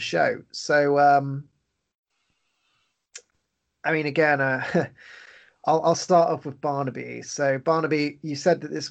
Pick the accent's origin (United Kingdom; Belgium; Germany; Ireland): United Kingdom; England; I'm just an English guy